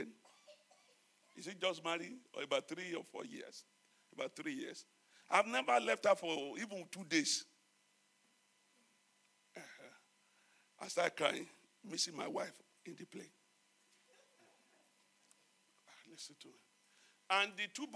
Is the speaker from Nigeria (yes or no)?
yes; Nigeria; moved away; as a Nigerian